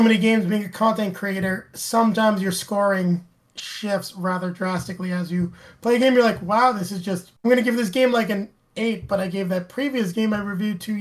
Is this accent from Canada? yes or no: yes; Canada; being Canadian